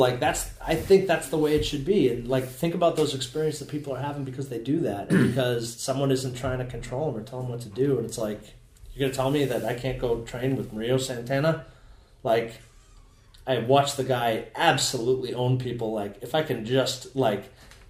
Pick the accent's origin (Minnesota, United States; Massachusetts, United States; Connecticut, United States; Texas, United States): Connecticut, United States; Somers; So when I was a kid, I grew up in Connecticut. I grew up in Somers